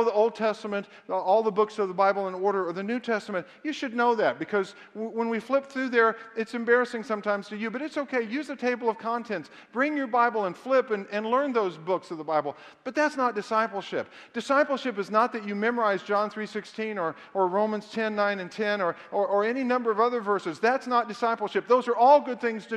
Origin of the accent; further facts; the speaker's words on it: the South, United States; I was raised in the South